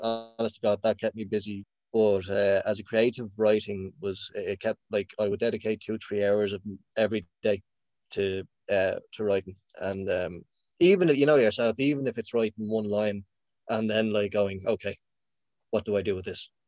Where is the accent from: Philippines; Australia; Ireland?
Ireland; Dublin, Leinster; I'm from Finglas